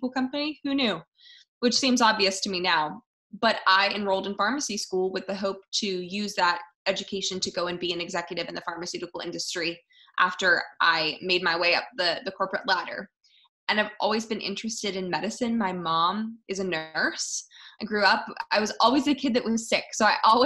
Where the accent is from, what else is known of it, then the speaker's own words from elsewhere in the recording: outside of Philadelphia, Pennsylvania, United States; I grew up outside of Philadelphia